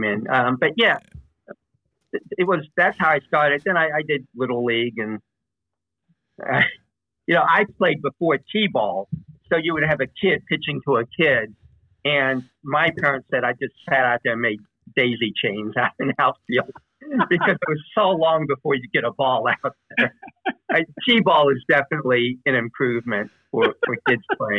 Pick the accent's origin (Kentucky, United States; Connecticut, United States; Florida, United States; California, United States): Kentucky, United States; outside of Louisville; now in Dayton, United States; I grew up outside of Louisville, Kentucky, in a court